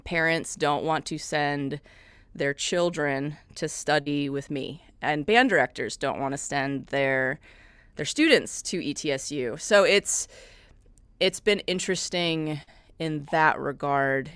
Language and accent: English; Midwest, United States; moved away as an adult; also born or lived in Madison, Wisconsin; now in Johnson City, United States; I'm originally from the Midwest